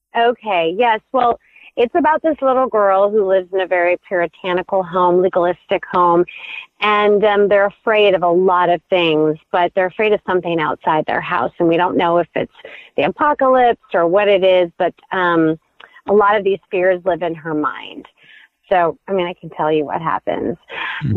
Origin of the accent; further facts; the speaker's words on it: Midwest, United States; also born or lived in Indiana / Michigan; I was raised in the Midwest